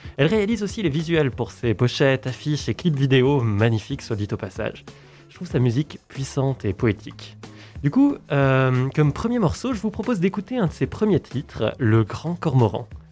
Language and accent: French; Valais, Switzerland; je suis valaisan